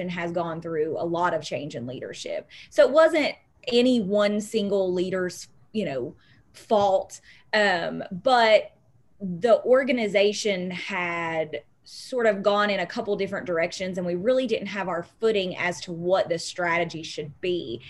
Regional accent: McDowell County, West Virginia, United States; I was from McDowell County

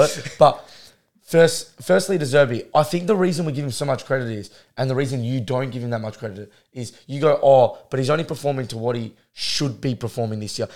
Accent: Australia; we're Australian

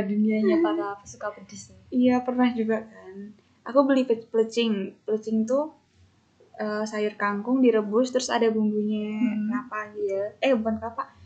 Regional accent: Yogyakarta, Special Region of Yogyakarta, Indonesia; moved away as an adult; also born or lived in Jakarta; now in Mataram, Indonesia; Aku sebagai orang Jogja

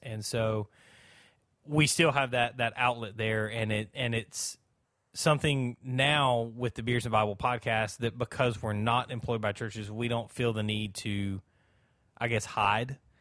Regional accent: South Alabama, United States; also born or lived in Georgia; I'm from South Alabama. I've always, uh, really kinda lived in South Alabama.

